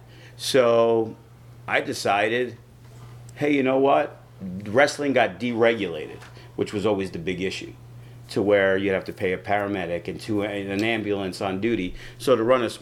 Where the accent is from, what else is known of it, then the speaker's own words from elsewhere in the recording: New York City, New York, United States; now in Las Vegas, United States; I grew up in New York City.